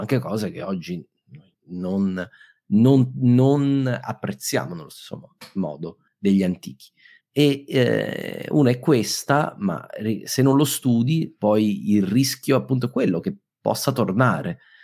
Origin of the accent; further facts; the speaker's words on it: Abruzzo, Italy; abruzzese come me